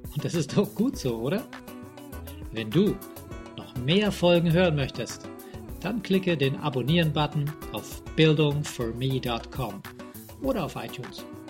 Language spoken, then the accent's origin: German; Tyrol, Austria; aus meinem Heimatland